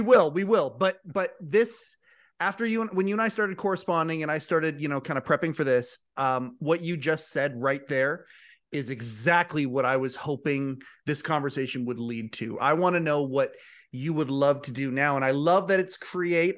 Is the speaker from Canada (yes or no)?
yes; Canada; I'm a Canadian